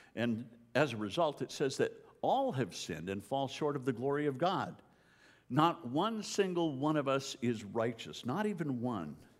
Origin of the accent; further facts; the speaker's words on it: Canada; moved away; as a Canadian